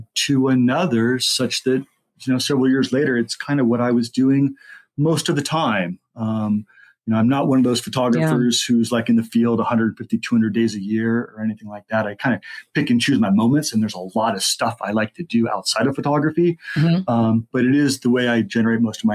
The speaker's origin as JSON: {"language": "English", "region": "Southern California", "country": "United States", "tie": "born or raised there", "lives_now": "Groveland, United States", "said": "I grew up in Southern California"}